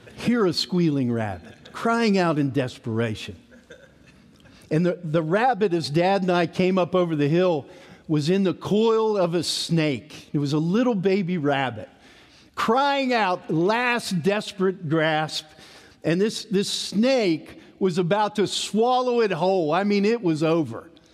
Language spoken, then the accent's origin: English; East Tennessee, United States; Growing up in East Tennessee, we had a farm